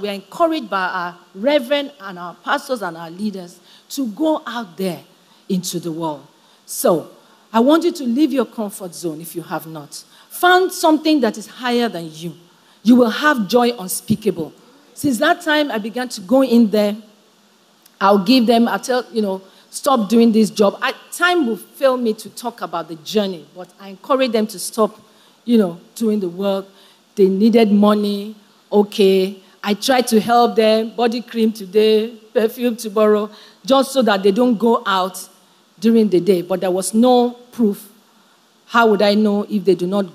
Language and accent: English; Nigeria